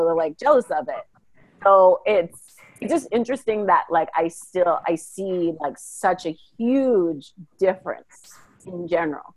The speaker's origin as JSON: {"language": "English", "town": "Winnipeg", "region": "Manitoba", "country": "Canada", "tie": "born or raised there", "said": "I was born and raised in Canada, in Winnipeg, Manitoba"}